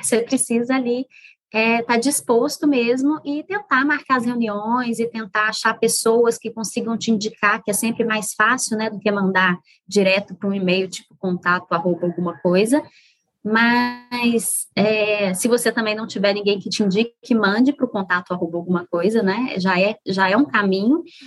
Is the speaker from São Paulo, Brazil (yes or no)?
no; Minas Gerais, Brazil; moved away; sou mineira. Hoje em dia não moro em Minas. Aliás, tem bastante tempo que eu não moro em Minas, mas o coração é mineiro